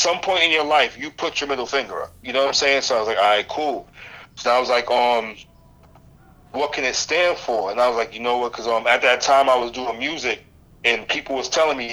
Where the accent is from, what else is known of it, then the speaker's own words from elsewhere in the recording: Boston, Massachusetts, United States; moved away; I'm originally from Boston